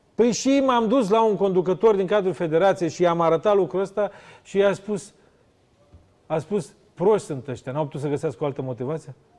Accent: near Sighetu Marmației, Ukrainian side of the border, Zakarpattia Oblast, Ukraine; Eu sunt la 5 km de Sighet

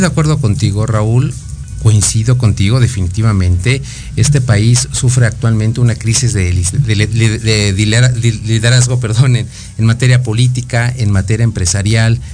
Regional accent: Mexico; como mexicanos

